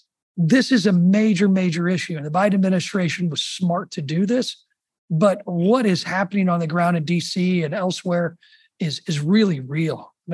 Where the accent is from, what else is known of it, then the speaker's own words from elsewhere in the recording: Illinois, United States; Chicago in my home state